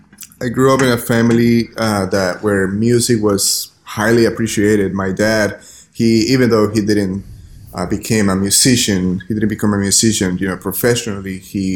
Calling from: New Orleans, Louisiana, United States; I'm speaking from the city of New Orleans in Louisiana.

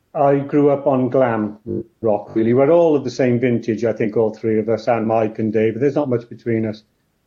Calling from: Caerphilly, Wales, United Kingdom; Which is just north of Cardiff, just over the mountain. It's almost a suburb of Cardiff.

